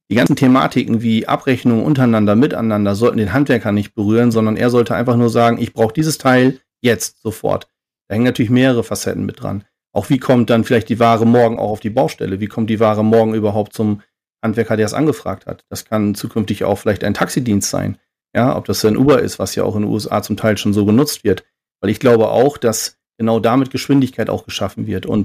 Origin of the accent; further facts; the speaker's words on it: Oldenburg, Lower Saxony, Germany; born there; ich bin 43 Jahre alt, äh, komme gebürtig aus Oldenburg